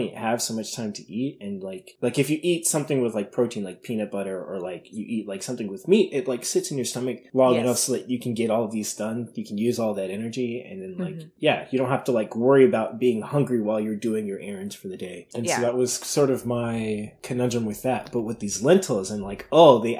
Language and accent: English; East Coast, United States; I'm from the East Coast and like we get like hurricanes.